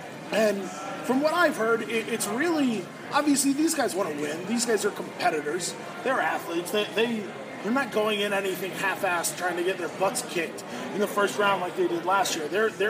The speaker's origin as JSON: {"language": "English", "region": "Colorado", "country": "United States", "tie": "born or raised there", "said": "but I was raised in Colorado."}